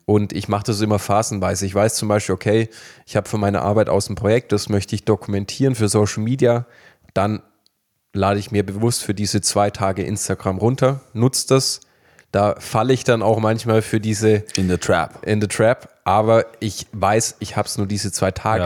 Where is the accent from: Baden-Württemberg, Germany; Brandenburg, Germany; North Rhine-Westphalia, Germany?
Baden-Württemberg, Germany; wir kommen aus Baden-Württemberg